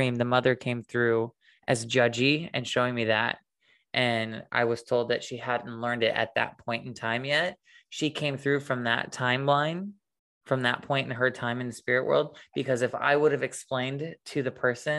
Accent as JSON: {"language": "English", "region": "Illinois", "country": "United States", "tie": "born or raised there", "said": "my brother and I were in my little small town that I grew up in Illinois. And it was like before we moved to the country house."}